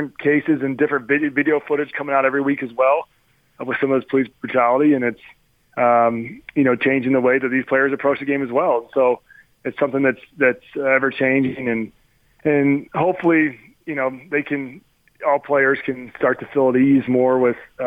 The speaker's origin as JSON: {"language": "English", "town": "College Station", "region": "Texas", "country": "United States", "tie": "born or raised there", "said": "where I grew up in College Station, Texas"}